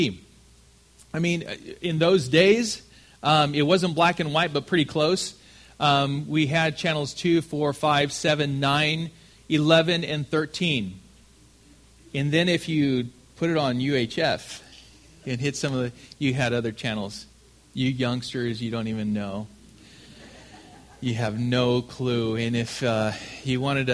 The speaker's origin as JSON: {"language": "English", "region": "Southern California", "country": "United States", "said": "I'm from California, Southern California"}